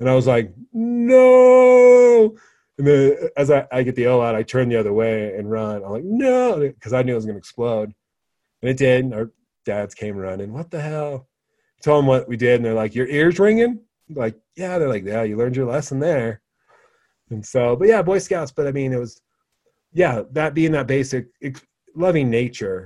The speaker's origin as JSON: {"language": "English", "region": "Wyoming", "country": "United States", "tie": "born or raised there", "said": "I grew up in Wyoming"}